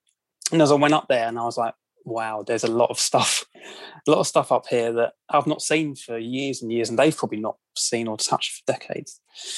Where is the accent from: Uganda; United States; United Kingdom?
United Kingdom; London; accent: Cockney; As you can probably tell by my accent, I'm from London, UK.